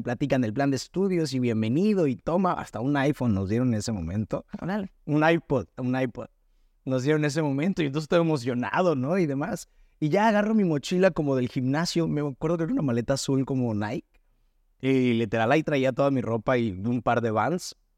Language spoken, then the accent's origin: Spanish; Hermosillo, Sonora, Mexico; moved away as an adult; now in Guadalajara, Mexico; soy de Hermosillo, Sonora